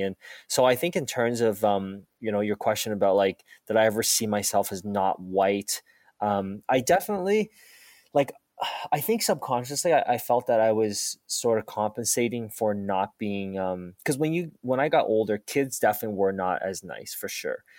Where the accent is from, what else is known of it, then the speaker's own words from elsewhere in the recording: Halifax, Nova Scotia, Canada; also born or lived in Taiwan; when we came to, uh, Nova Scotia, I was, uh, six at that time